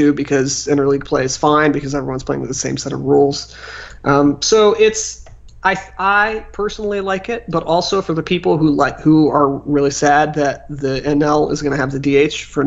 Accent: United States; moved away; also born or lived in Cleveland, Ohio / Kansas City; I grew up in Cleveland and Kansas City

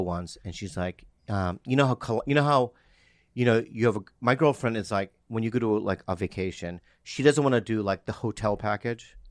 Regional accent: Poway, California, United States; I'm from San Diego. The Poway is in San Diego

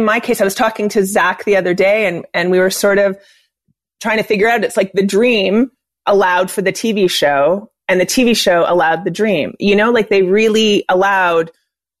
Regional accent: Montreal, Quebec, Canada; born or raised there

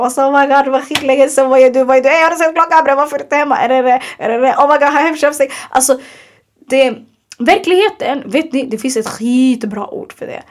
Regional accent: Sweden; vi är svenskar

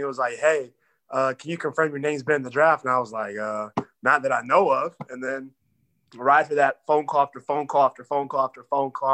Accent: Texas, United States; I'm from Texas, so Texas boys gotta have the truck.

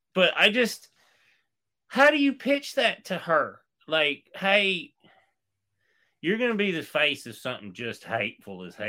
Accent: East Tennessee, United States; I'm from East Tennessee

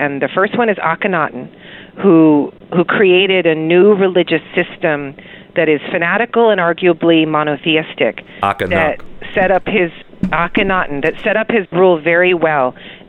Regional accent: Houston, Texas, United States; I grew up in Houston, Texas, where things are super socially competitive, and people would display their ability to spend through cars and hair and eyeliner

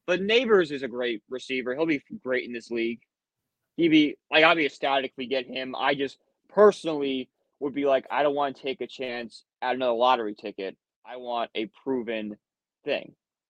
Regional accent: Connecticut, United States; Like, I grew up in Connecticut

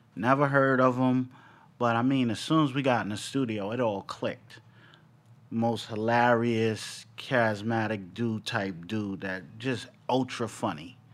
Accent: New York City, New York, United States; I was born in Bronx, New York.

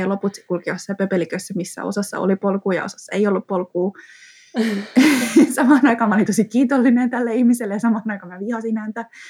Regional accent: Espoo, Uusimaa, Finland; mä kuitenkin Espoosta kotoisin

